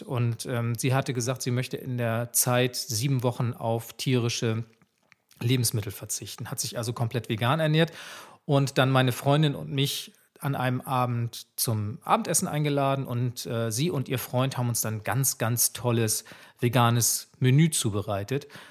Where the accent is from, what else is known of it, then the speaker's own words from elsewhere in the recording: Swabia, Germany; dass ich gebürtiger Schwabe bin